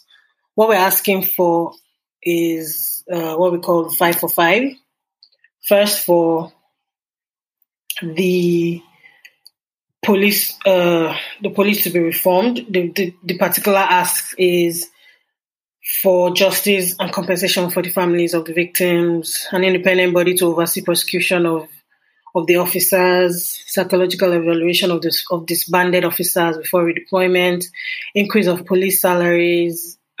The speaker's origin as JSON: {"language": "English", "country": "Nigeria", "also_born_or_lived": "Lagos", "said": "I'm Nigerian and I live in Lagos."}